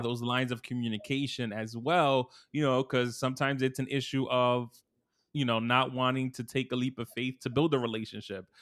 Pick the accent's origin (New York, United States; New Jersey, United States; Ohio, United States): New York, United States; New York City; I'm from Brooklyn